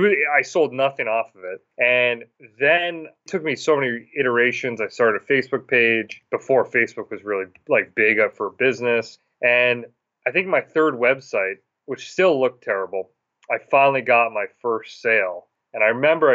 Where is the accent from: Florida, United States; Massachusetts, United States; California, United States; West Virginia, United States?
Massachusetts, United States; moved away as an adult; now in Williston, Vermont, United States; I'm originally from Massachusetts